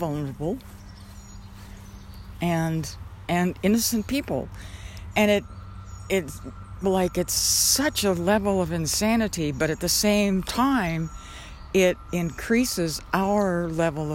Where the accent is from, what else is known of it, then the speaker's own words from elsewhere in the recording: Southwest, United States; now in Georgia, United States; I grew up in the Southwest where you could still see stars